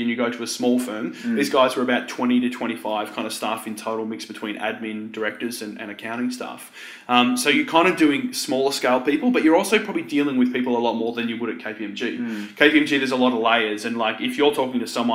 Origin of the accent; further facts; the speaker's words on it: Frankston, Victoria, Australia; I grew up in the Mornington Peninsula, so where Frankston is